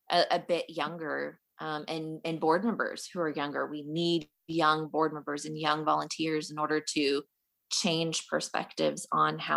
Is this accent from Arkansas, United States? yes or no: yes; Fayetteville, Arkansas, United States; I am actually from Fayetteville, Arkansas.